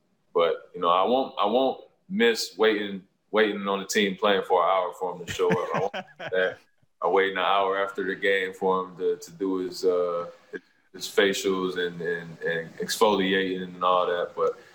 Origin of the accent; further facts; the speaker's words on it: Toronto, Ontario, Canada; So I'm doing work in my hometown like I always do. I'm going to continue to try to find work to do, you know, in Toronto.